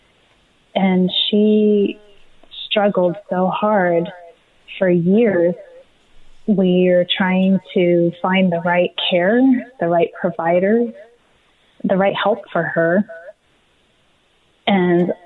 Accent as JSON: {"language": "English", "town": "Riverside", "region": "California", "country": "United States", "tie": "born or raised there", "said": "I grew up in Riverside, California. So I'm a Southern California resident here"}